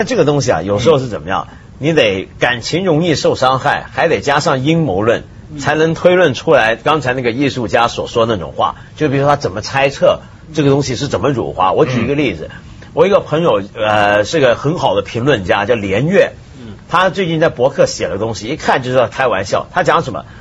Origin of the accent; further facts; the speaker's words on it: China; 我们中国人